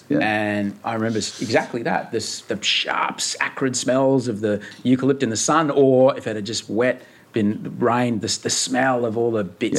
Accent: Brisbane, Queensland, Australia; now in Sydney, Australia; Where I grew up in Brisbane

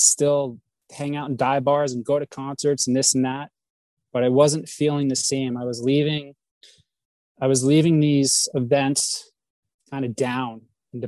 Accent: New Jersey, United States; moved away as an adult; also born or lived in Sedona, Arizona; I reside from New Jersey originally

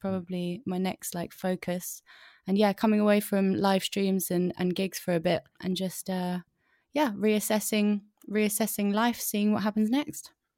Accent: London, United Kingdom; London gal, I'm a London gal, North London

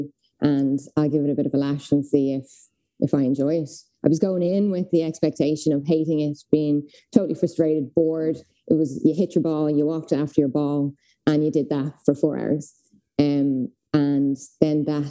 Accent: Dublin, Leinster, Ireland; I am from Dublin.

